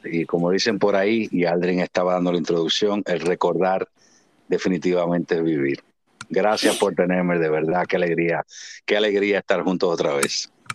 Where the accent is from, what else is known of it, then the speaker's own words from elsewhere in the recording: Santo Domingo, Distrito Nacional, Dominican Republic; nací en Ciudad Capital, Santo Domingo en el año 1975, en febrero, del 16 de febrero. Y en la zona de Gascue, donde estaban mis padres en ese tiempo.